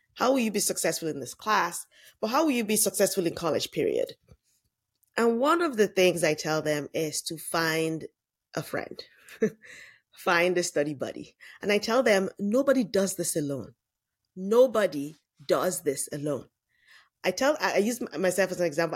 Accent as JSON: {"language": "English", "region": "Lagos", "country": "Nigeria", "tie": "born or raised there", "moved": "as an adult", "lives_now": "United States", "said": "I grew up in Lagos, Nigeria"}